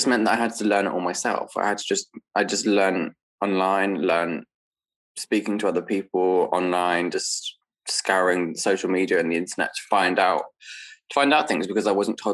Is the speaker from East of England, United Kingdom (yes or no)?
no; Dorchester, South West England, United Kingdom; moved away; I grew up in Dorset, which is like southwest England. In Dorchester